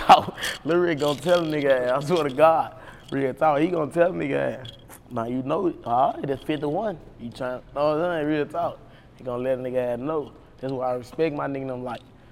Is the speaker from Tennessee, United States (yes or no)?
yes; Memphis, Tennessee, United States; I grew up in Whitehaven, Tennessee.